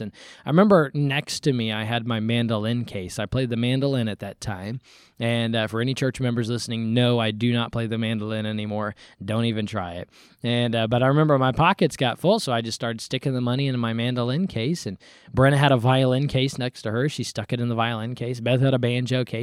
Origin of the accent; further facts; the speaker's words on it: United States; I'm an American